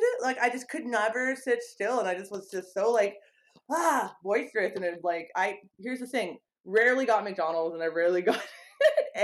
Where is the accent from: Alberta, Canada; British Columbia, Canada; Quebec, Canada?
Alberta, Canada; Edmonton; I live in Edmonton, Alberta, Canada, so I'm a Canadian, born and raised here